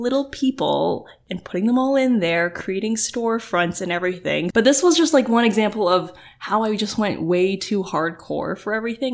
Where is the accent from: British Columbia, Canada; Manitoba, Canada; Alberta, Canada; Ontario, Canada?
Ontario, Canada; Oakville; growing up in Oakville